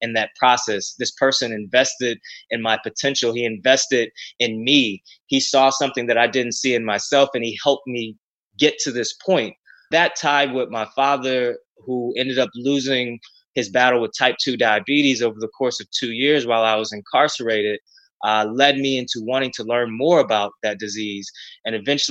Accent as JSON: {"language": "English", "town": "Ferguson", "region": "Missouri", "country": "United States", "tie": "born or raised there", "said": "Growing up in Ferguson, Missouri, in the North St. Louis area"}